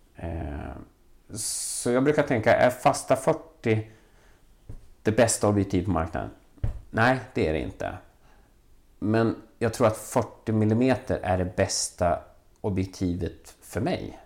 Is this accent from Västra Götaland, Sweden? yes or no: no; Valbo, Gävleborg County, Sweden; also born or lived in Vällingby, Stockholm; now in Stockholm, Sweden; Jag växte upp i Valbo där, där man väldigt tidigt byggde ett, ett köpcentrum